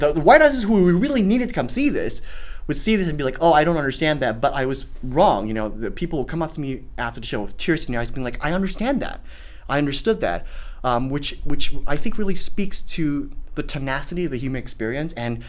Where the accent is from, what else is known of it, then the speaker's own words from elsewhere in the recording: Singapore; accent: Singaporean; the first year of college, I was in school and I had my Singaporean accent.